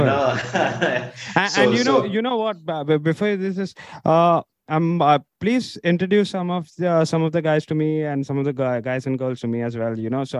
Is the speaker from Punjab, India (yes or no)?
no; Mumbai, Maharashtra, India; Because I'm from Mumbai, because I'm from Bombay